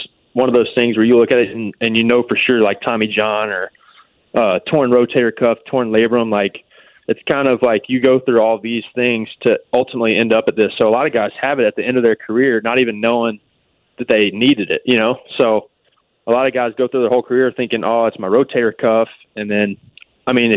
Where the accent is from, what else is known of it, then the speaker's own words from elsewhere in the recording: Alabama, United States; also born or lived in Louisiana; growing up in Alabama